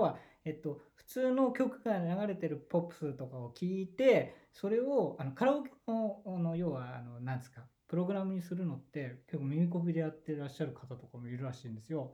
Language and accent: Japanese; Saitama, Japan; 埼玉生まれ、埼玉育ち。